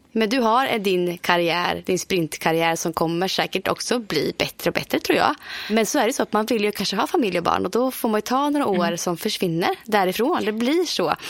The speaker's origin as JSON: {"language": "Swedish", "town": "Motala", "region": "Östergötland", "country": "Sweden", "moved": "yes", "said": "hemma i Motala med svärfar, svärmor, mina föräldrar"}